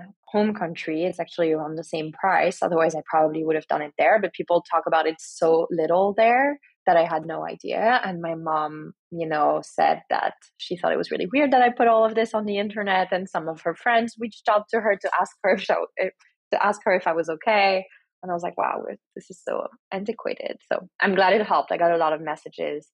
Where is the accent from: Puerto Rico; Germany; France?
France; moved away as an adult; now in United States; I was born and raised in France and now I've been here for 14 years